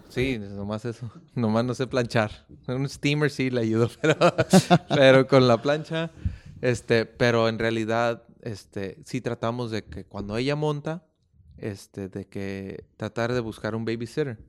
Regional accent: Oakland, California, United States; yo también soy nacido en California, en Oakland, California

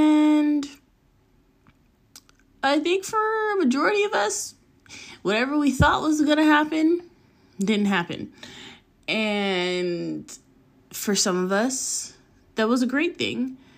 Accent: La Puente, California, United States; also born or lived in Pasadena; I am 27 from Southern California. I would name a place, but I never stay in one place long enough for me to claim it as home. As a child, I lived in the city of La Puente, which is off the 10 freeway.

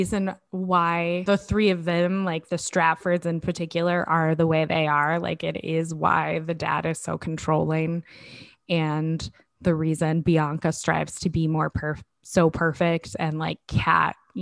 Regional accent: the South, United States; a girl growing up in the South

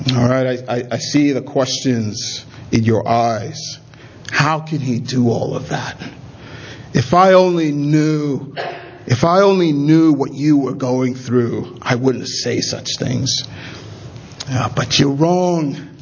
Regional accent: Nigeria; I'm a Nigerian

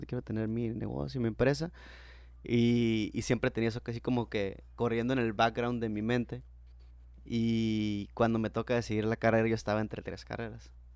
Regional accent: Mexico; yo soy nacido en México

